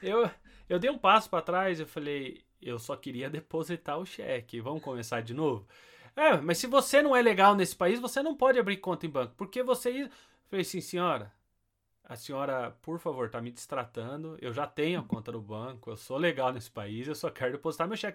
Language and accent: Portuguese; Brazil; moved away as an adult; also born or lived in Beja, Portugal; now in England; eu sou brasileiro e amo ser brasileiro